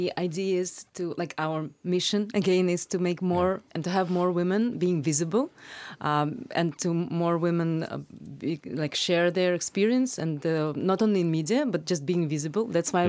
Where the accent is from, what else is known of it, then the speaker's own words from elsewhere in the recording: Russia; moved away as an adult; now in Iceland; From Russia.